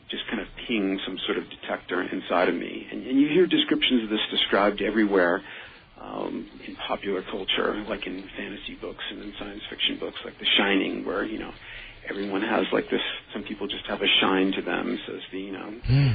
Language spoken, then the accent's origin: English; New York City, New York, United States; I was from the Bronx